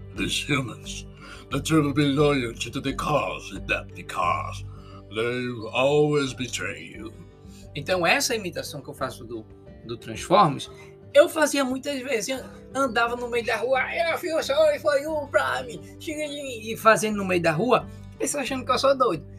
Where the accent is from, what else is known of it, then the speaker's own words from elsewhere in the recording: Pernambuco, Brazil; accent: nordestino; da minha terra, de Pernambuco